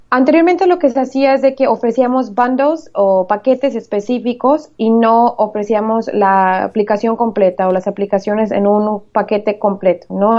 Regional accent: Michoacán, Mexico; moved away as an adult; now in United States; Yo soy originaria de Michoacán, México. Eh, bueno, me eduqué en México, toda mi carrera fue en México. Recientemente me vine a Estados Unidos

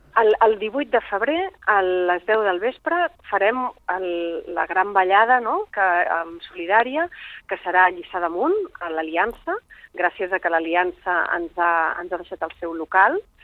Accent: Alella, Catalonia, Spain; jo sóc de l'Ella

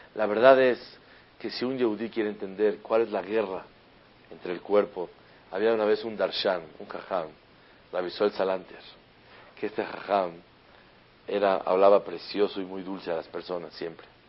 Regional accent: Mexico; also born or lived in Israel; estamos ahí los mexicanos

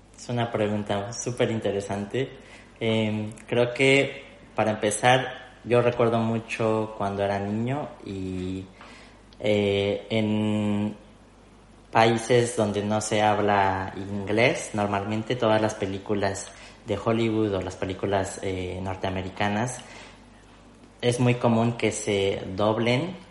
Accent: Mexico City, Mexico; moved away as an adult; now in Spain; yo soy de la Ciudad de México, que es la capital de México

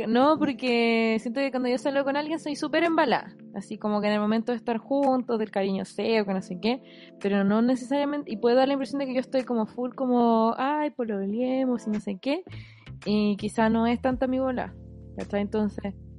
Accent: Santiago, Santiago Metropolitan Region, Chile; uno vive el invierno como santiaguino

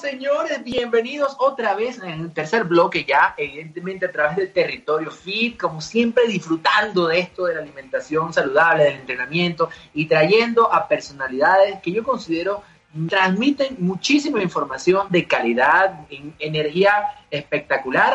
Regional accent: Venezuela; now in Mexico City, Mexico; siendo venezolano me estoy aquí en Ciudad de México

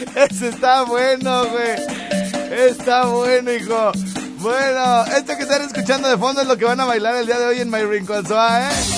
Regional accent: Los Angeles, California, United States; moved away; mi pueblo, Highland Park. Eh, sí, pues ahí nos creamos

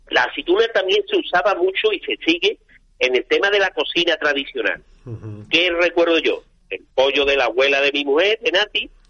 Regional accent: Seville, Andalusia, Spain; cuando dices oye, yo soy de Sevilla

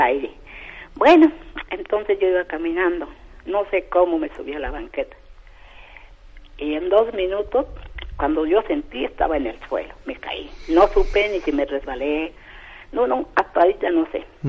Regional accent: Sierra Negra de Puebla, Mexico; born or raised there; moved away

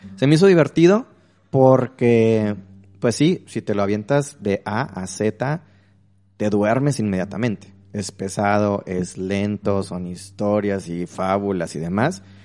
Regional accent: Mexico; como buen mexicano, una formación católica

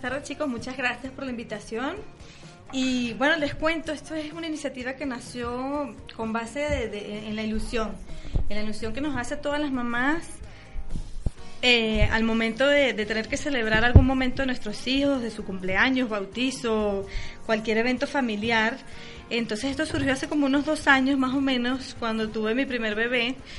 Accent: Venezuela; now in Mexico; somos venezolanos

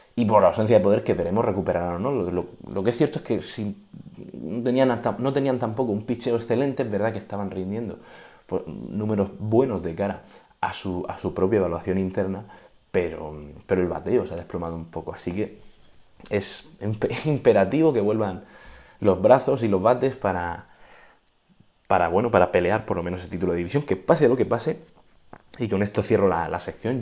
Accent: Region of Murcia, Spain; soy de Murcia

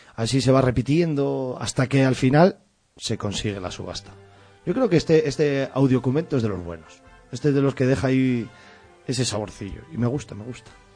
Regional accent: Sahagún, Castile and León, Spain; nos vamos hasta Sagún. Y, para mí es un programa especial porque vamos a mi tierra

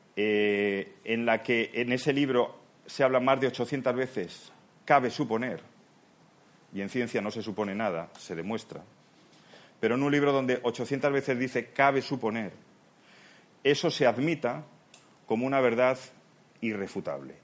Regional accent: Spain; also born or lived in Palma de Mallorca, Spain; now in Seville, Spain

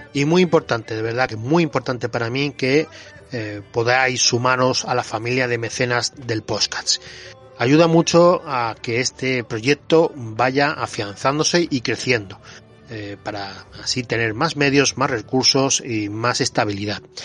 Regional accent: Girona, Catalonia, Spain; soy de Gerona

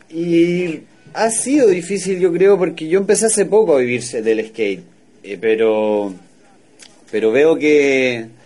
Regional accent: Santiago, Santiago Metropolitan Region, Chile; Yo soy de Santiago de Chile, la capital.

